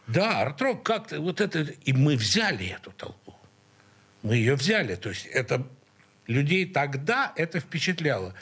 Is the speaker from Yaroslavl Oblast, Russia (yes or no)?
no; Saint Petersburg, Russia; мы все из Снегиревки